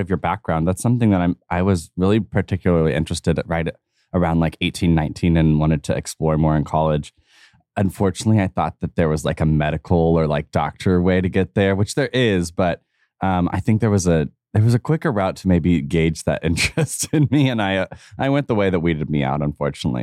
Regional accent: United States; me as an American

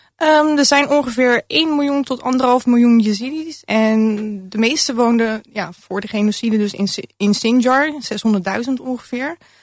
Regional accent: Rotterdam, South Holland, Netherlands; mijn jeugd in Rotterdam-Zuid. Ik ben opgegroeid in een hele multiculturele arbeiderswijk.

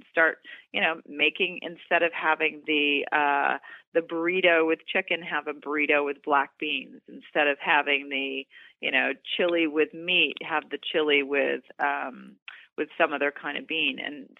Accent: the South, United States; I grew up in the South and because I love traditional foods like, you know, chicken and mashed potatoes

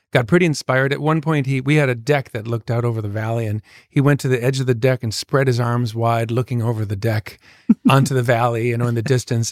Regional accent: Minneapolis, Minnesota, United States; we're from Minneapolis, so we're like super like chill and polite

